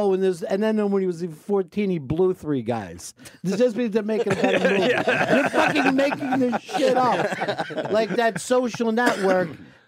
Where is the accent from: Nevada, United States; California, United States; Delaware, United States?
Delaware, United States; near the DuPonts; I grew up near the DuPonts